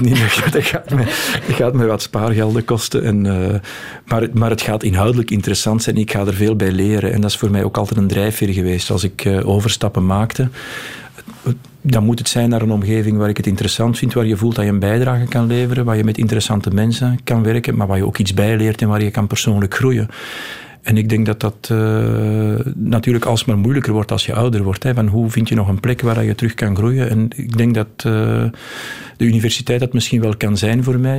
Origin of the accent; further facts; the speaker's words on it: Flanders, Belgium; wij als Vlamingen